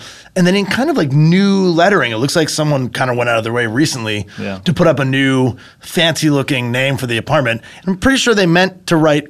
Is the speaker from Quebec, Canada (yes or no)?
no; Vancouver, British Columbia, Canada; now in United States; I grew up in Vancouver.